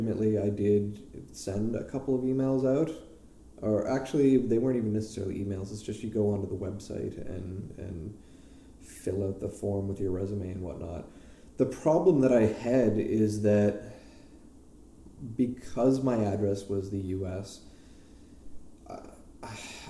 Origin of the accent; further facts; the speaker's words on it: Canada; moved away as an adult; also born or lived in Vancouver / Australia; now in United States; as a Canadian growing up